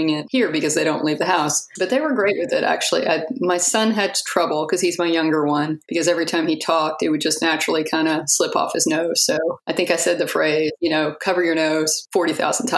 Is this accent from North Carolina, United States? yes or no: no; Texas, United States; We're from Texas. It's really hot here, just like there